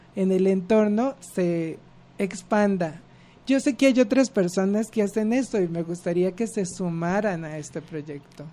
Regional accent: Mexico; como sociedad mexicana

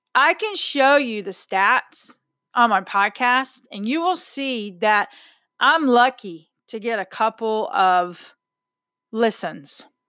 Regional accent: Texas, United States; I'm a Texan

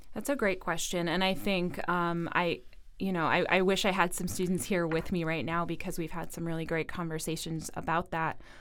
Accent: New England, United States; I'm not originally from Rhode Island, but I am a New Englander

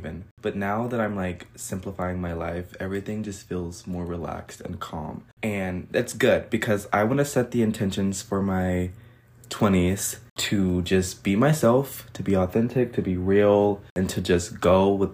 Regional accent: United States

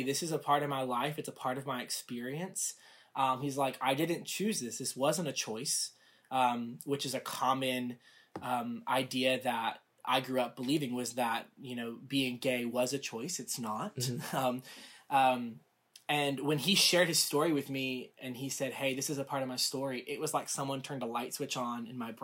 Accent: the South, United States; also born or lived in Rome, Georgia; I grew up in the South in a very conservative home environment.

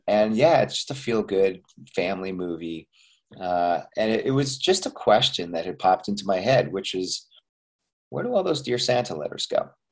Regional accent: Montreal, Quebec, Canada; I'm also Canadian, by the way, yeah, I was born yeah. and raised in Montreal

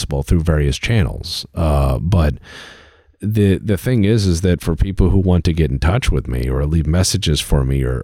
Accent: United States; as an American

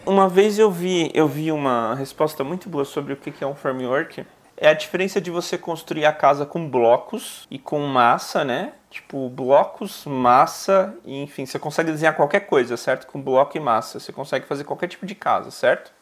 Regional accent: São Paulo, Brazil; also born or lived in Bahia; eu vim com 11 meses, né? Então, na verdade, eu não criei sotaque baiano

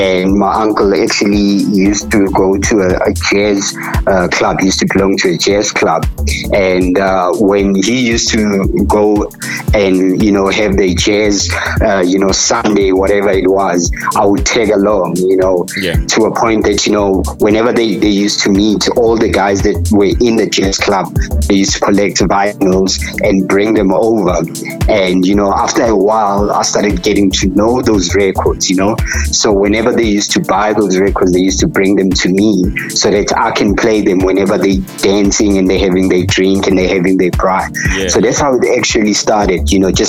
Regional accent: Katlehong, Gauteng, South Africa; I was born in the East Rand in Katlehong, township called Katlehong

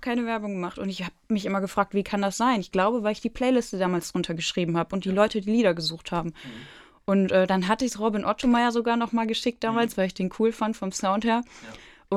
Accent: Herford, North Rhine-Westphalia, Germany; ich komme ja aus Herford und bin da auch geboren.

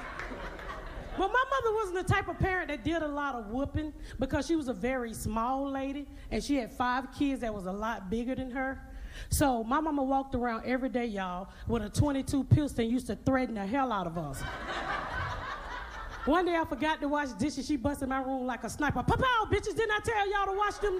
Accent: Atlanta, Georgia, United States; moved away as an adult; also born or lived in Indianapolis; I'm from Atlanta. I grew up in Atlanta. Not the good part, the hood.

